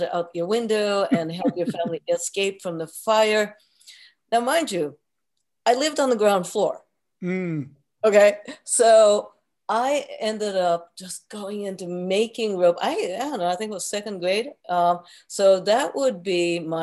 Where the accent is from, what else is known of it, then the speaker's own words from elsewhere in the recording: Tokyo, Japan; moved away; also born or lived in Kyoto, Japan; So when I grew up in Japan, born in Kyoto and raised in Tokyo